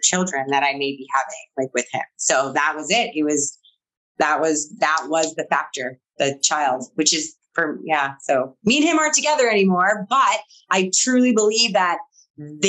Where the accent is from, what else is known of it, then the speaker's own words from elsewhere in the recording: Manitoba, Canada; also born or lived in Alberta; So I'm from Manitoba and I was in Alberta.